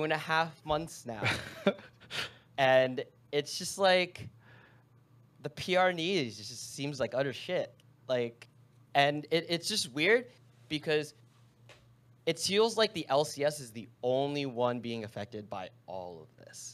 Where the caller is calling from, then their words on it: New Jersey, United States; I'm calling from North New Jersey.